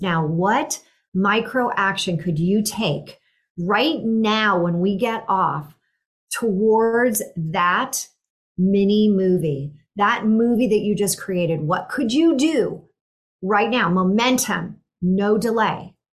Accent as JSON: {"language": "English", "area": "Silicon Valley", "region": "California", "country": "United States", "tie": "born or raised there", "said": "I grew up in the Silicon Valley"}